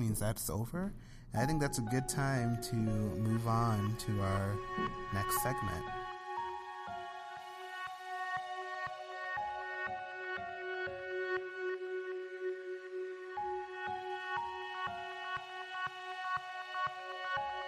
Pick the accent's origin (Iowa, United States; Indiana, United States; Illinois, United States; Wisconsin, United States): Illinois, United States; Joliet; I'm from Joliet, and it's a suburb outside of Chicago. And, you know, it's where I was born and raised.